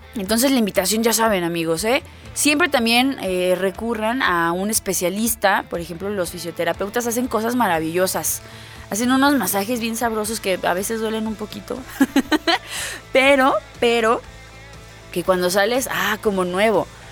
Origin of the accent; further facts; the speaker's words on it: Mexico; a los mexicanos, miren, a la tierra que vayamos nos adaptamos